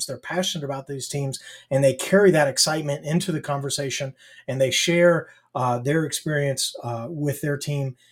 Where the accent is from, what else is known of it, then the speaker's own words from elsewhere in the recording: Nashville, Tennessee, United States; I'm from the Nashville area